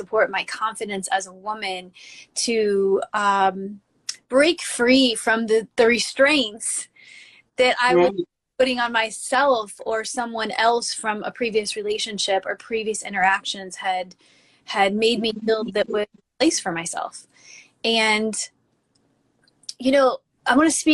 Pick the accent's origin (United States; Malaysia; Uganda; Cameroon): United States; Midwest; growing up in the Midwest